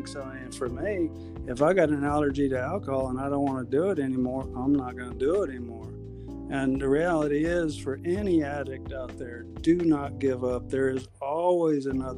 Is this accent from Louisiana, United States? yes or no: yes; South Louisiana, United States; I grew up in South Louisiana in the 60s